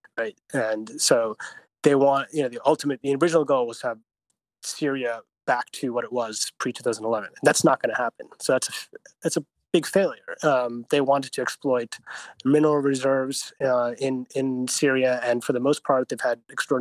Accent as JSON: {"language": "English", "country": "United States", "said": "as an American"}